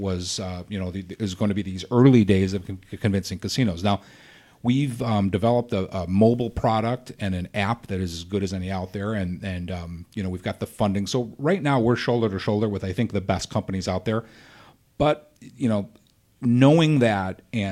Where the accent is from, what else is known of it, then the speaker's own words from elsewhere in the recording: Midwest, United States; we are from the Midwest